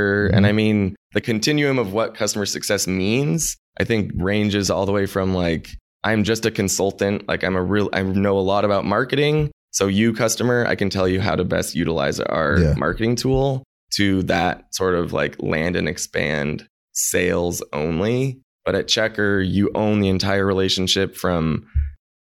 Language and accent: English; Anchorage, Alaska, United States; moved away as an adult; also born or lived in San Francisco; born and raised in Anchorage, Alaska.